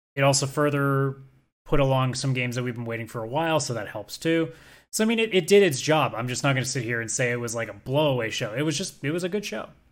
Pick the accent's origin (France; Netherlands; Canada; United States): Canada; as a Canadian